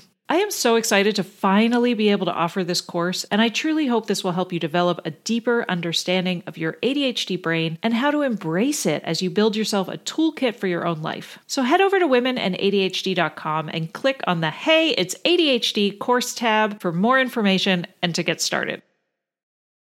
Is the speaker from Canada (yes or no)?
yes; Canada; I was raised in Canada